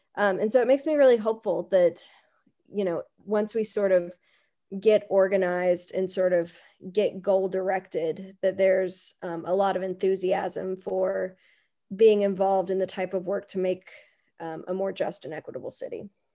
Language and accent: English; Berea, Kentucky, United States; growing up in Berea